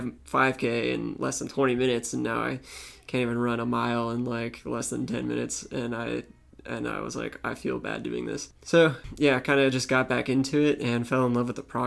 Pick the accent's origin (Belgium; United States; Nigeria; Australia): United States; Tampa, Florida; also born or lived in Pennsylvania / St. Petersburg, Florida; I was 8 years old and my parents were like, we're moving to Tampa.